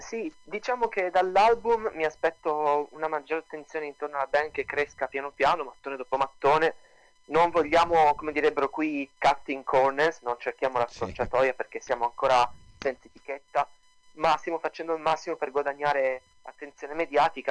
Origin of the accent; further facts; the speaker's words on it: Turin, Piedmont, Italy; now in London, United Kingdom; io e mio fratello siamo di Torino